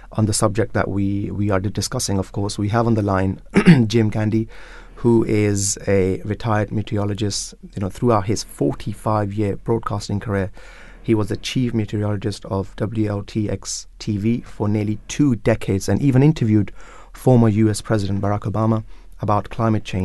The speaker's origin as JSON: {"language": "English", "country": "Pakistan", "said": "I'm from Pakistan."}